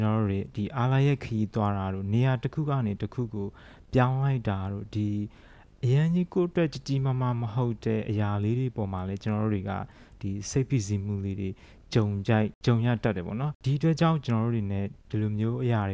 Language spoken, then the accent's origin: Burmese; Myanmar